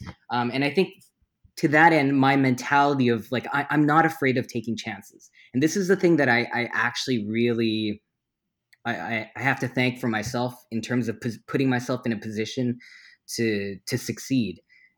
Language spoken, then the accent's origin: English; Canada; But first thing you land, you spend an hour in China and like, oh my God, I'm so Canadian.